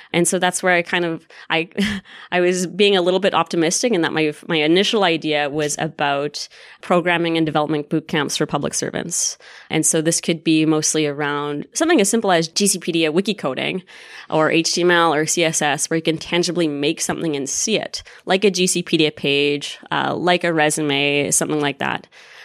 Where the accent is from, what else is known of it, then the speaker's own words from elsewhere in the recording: Winnipeg, Manitoba, Canada; moved away; So I'm actually from Winnipeg. Go Jets, go. Winnipeg.